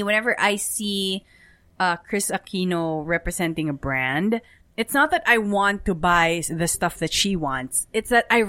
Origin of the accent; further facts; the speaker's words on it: Philippines; being a Filipino, you know, they have their own, we have our own culture.